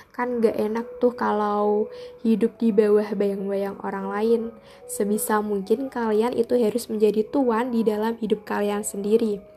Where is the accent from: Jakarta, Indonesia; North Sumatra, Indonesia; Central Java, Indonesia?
Central Java, Indonesia; Jepara; aku dari Jepara.